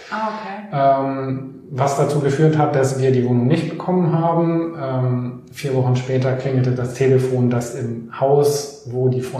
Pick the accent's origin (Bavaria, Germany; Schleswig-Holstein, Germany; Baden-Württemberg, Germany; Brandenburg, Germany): Bavaria, Germany; eigentlich komme ich aus dem Allgäu.